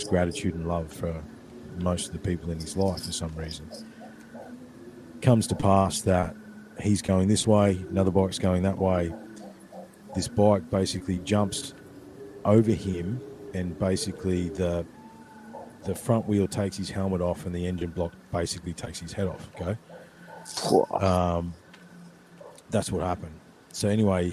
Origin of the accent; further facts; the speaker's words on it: Ballarat, Victoria, Australia; the creek where I grew up in Brown Hill